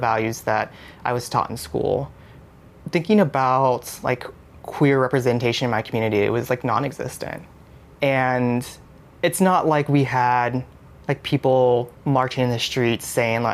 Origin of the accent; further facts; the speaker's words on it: Houston, Texas, United States; also born or lived in Austin, Texas; I was born and raised in Houston, Texas